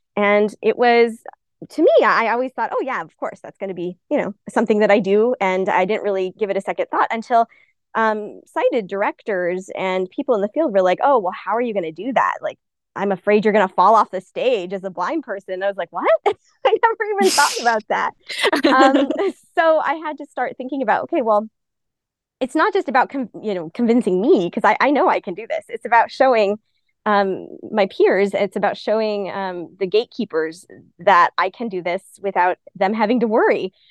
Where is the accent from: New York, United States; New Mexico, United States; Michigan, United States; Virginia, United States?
New Mexico, United States; Albuquerque; I'm originally from Albuquerque, New Mexico, so always once a New Mexico native, always a New Mexico native.